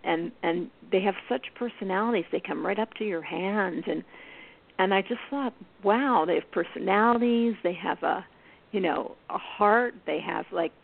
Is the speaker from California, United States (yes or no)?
no; Philadelphia, Pennsylvania, United States; moved away; I grew up in Philly